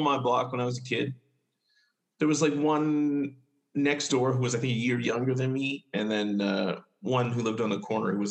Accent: Winnipeg, Manitoba, Canada; I was born in Winnipeg here.

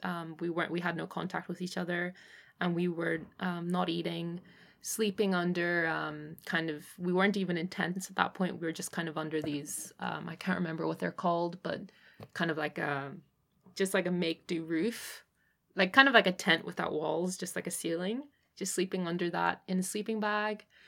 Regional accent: Northern Ireland, United Kingdom; also born or lived in Hong Kong; I was born in Hong Kong and then I, um, moved to Northern Ireland when I was eight and my father's family is Northern Irish

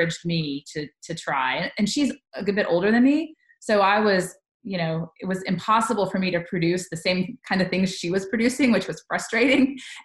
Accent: Charlotte, North Carolina, United States; also born or lived in Tuscaloosa, Alabama; now in Tennessee, United States; I grew up in North Carolina

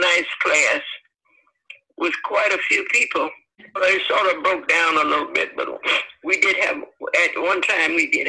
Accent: Alabama, United States; now in Cincinnati, United States; No, I was born in Alabama.

